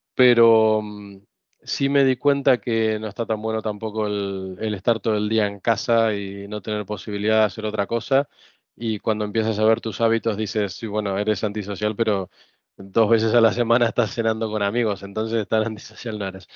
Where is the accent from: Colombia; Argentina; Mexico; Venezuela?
Argentina; Buenos Aires; moved away as an adult; now in Spain; crecer en Argentina, en Buenos Aires sobre todo